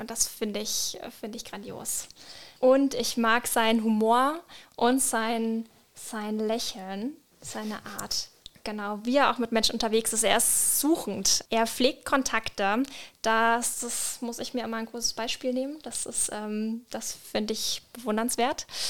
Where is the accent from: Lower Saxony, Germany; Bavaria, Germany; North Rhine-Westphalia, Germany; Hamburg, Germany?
Bavaria, Germany; Franconia; now in Palatinate, Germany; ich komme ursprünglich aus Franken